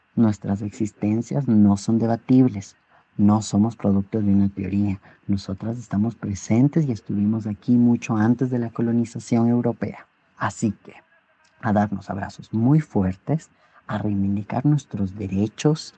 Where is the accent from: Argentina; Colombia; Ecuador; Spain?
Ecuador; En el Ecuador, en mi país